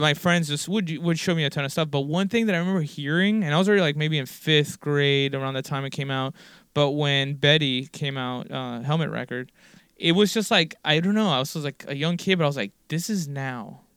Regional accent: Miami, Florida, United States; born or raised there

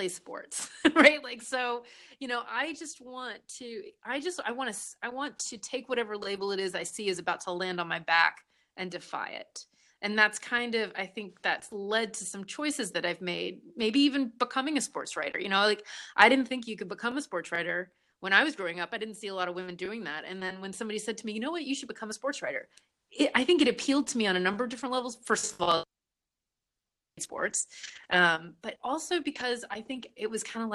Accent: Southern Virginia, United States; where I was raised in Southern Virginia

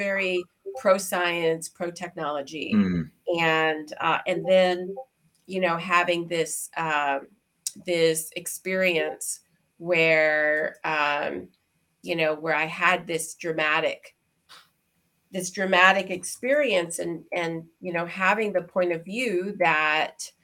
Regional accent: Houston, Texas, United States; moved away; also born or lived in Shanghai / Hong Kong; growing up in Houston, Texas, as a little Black girl in a white neighborhood

